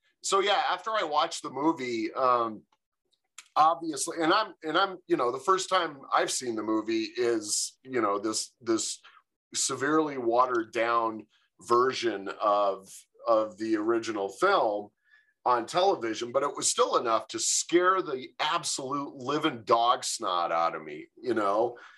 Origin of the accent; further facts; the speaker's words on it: Michigan, United States; also born or lived in California; now in Grand Junction, United States; I live in Grand Junction, Colorado. I've lived here for about 16 years. And originally, I'm from Michigan. Spent most of my life in California, so it's definitely I've been around a little bit.